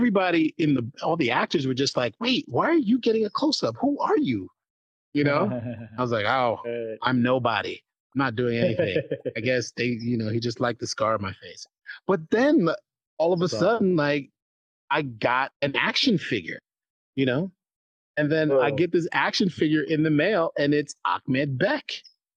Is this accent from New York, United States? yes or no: yes; New York City, New York, United States; I'm from New York City